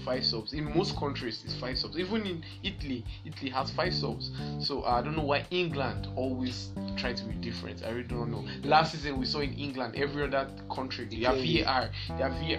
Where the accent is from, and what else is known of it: Nigeria